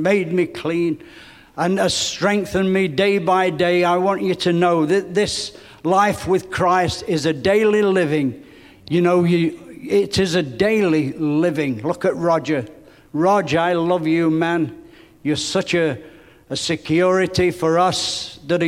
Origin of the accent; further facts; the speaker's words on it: England, United Kingdom; growing up in England where I did